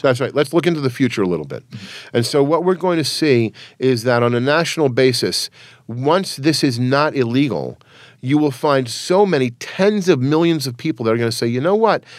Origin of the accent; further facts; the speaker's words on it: New York City, New York, United States; my family's from Transylvania. I was born in New York City